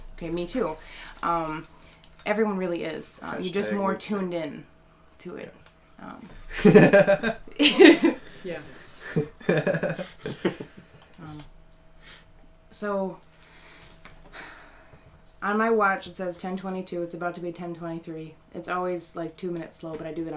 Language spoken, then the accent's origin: English; Detroit, Michigan, United States; my hometown in Detroit.